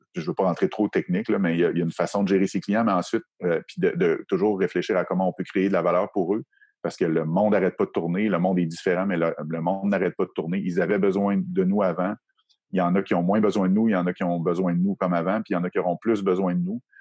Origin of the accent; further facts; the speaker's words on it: Quebec City, Quebec, Canada; moi, je viens de la région de Québec.